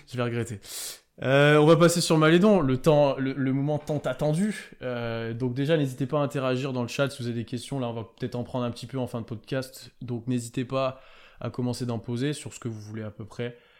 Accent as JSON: {"language": "French", "country": "France", "said": "je sais qu'on est français"}